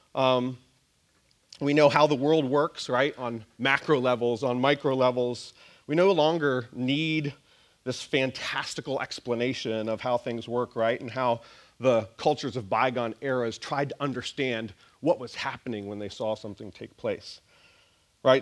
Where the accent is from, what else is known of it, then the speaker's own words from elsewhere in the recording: Nova Scotia, Canada; moved away; I grew up in Nova Scotia